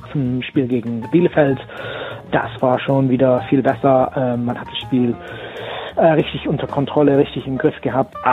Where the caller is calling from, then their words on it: Birmingham, West Midlands, United Kingdom; aus der herbstlichen Großstadt äh, Birmingham in England.